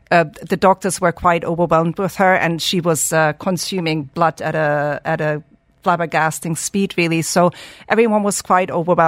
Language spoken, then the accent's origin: English; Germany; on day 19 was medevac to Germany, which is my home country.